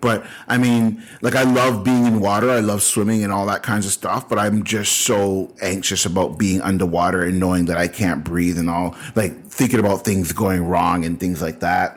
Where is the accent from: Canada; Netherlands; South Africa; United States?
Canada; we are Canadian